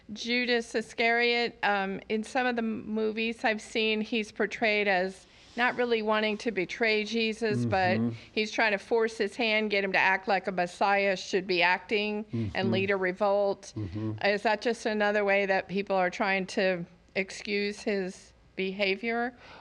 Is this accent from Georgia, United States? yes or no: no; Mountain City, Tennessee, United States; I'm here from Mountain City, Tennessee.